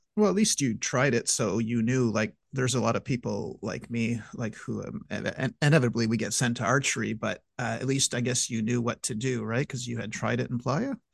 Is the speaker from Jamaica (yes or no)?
no; Montreal, Quebec, Canada; my hometown of Montreal